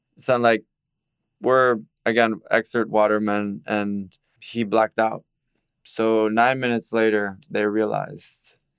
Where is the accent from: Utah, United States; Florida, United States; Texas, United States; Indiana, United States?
Florida, United States; Miami; I'm born and raised in Miami, forty years old.